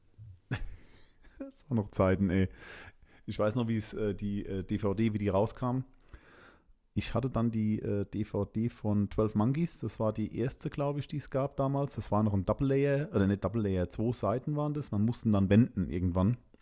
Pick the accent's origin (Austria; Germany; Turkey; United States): Germany; also born or lived in Landstuhl, Rhineland-Palatinate; bei uns in Deutschland